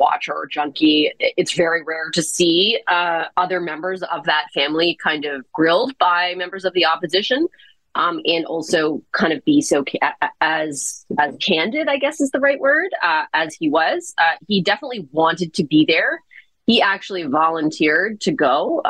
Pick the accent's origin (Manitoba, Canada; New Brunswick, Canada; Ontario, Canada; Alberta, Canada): Ontario, Canada; Toronto; I grew up in Toronto, right off the Danforth